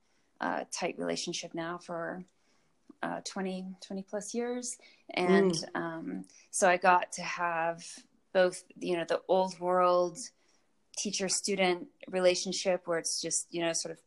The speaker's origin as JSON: {"language": "English", "region": "Alaska", "country": "United States", "tie": "born or raised there", "moved": "yes", "lives_now": "Aspen, United States", "said": "I grew up in a very rural area of Alaska"}